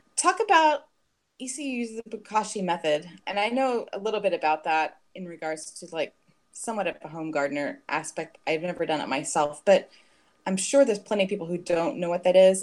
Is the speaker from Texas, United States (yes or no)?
yes; Fort Worth, Texas, United States; now in Houston, United States; I'm from Fort Worth originally